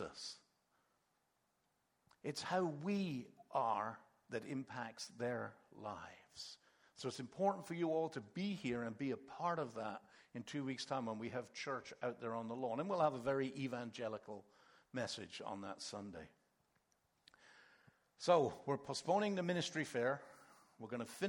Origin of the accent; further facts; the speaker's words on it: England, United Kingdom; moved away; also born or lived in Canada; when we grew up in England, we weren't Christians